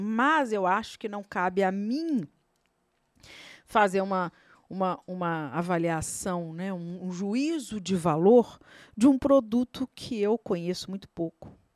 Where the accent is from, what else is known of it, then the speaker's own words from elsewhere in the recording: Brazil; você como brasileiro